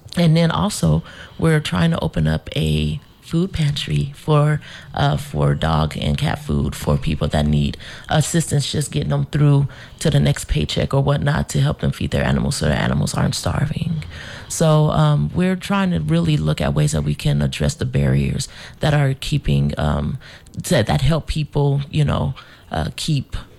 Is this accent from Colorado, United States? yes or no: yes; Denver, Colorado, United States; now in St. Croix, US Virgin Islands; I grew up in Denver, Colorado